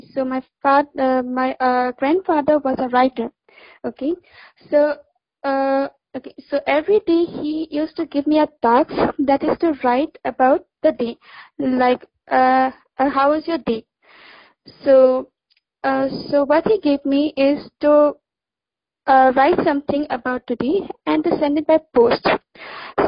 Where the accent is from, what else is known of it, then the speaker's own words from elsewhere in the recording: Assam, India; also born or lived in Delhi; I'm from Assam